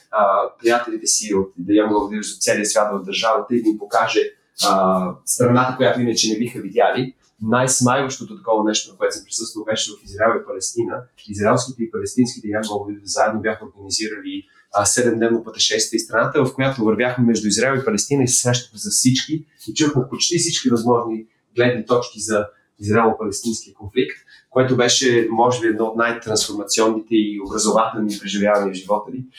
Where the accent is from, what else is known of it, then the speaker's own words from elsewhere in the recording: Bulgaria; като българи